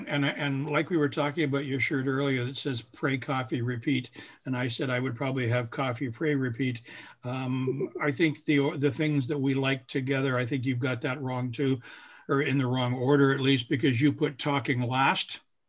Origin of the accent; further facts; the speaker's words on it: Barrie, Ontario, Canada; also born or lived in Huntsville / Midland / Orangeville; I spent the first 12 years of my life in Barrie. Actually, I was born in Huntsville, and we moved from there when I was 3 weeks old, I'm told. I don't remember. I spent the first 12 years of my life in Barrie.